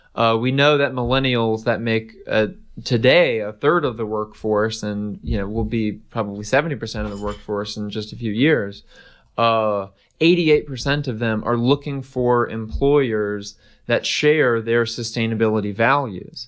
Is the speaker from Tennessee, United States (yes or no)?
yes; East Tennessee, United States; growing up in East Tennessee